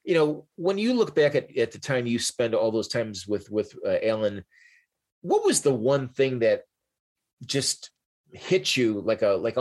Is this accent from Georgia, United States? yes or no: no; Chicago, Illinois, United States; I'm from Chicago